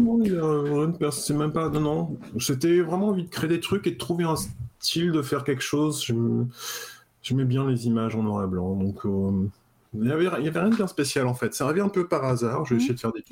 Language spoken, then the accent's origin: French; Cherbourg, Normandy, France; moved away as an adult; also born or lived in Paris; je viens de Cherbourg, en fait. Donc j'étais Cherbourg, en Normandie, tout ça, dans mon petit coin avec euh, mon port et puis euh, mes bars